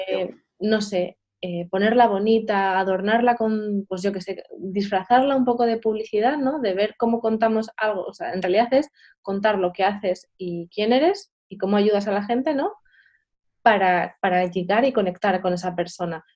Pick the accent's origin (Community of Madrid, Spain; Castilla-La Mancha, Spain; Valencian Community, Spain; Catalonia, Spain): Community of Madrid, Spain; Madrid; yo soy de Madrid